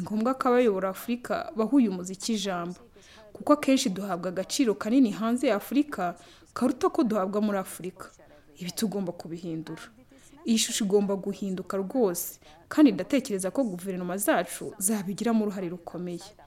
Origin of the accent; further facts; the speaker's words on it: Angola; ndi umudije wo muri angora